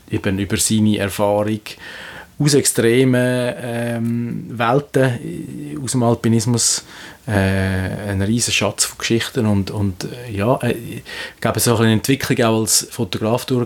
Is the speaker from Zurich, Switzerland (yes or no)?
yes; Limmat Valley, Zurich, Switzerland; ich bin aus dem Limmatal